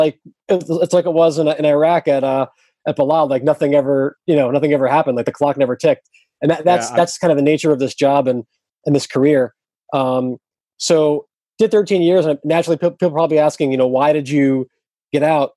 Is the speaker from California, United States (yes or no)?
no; New York area, United States; I grew up in the New York area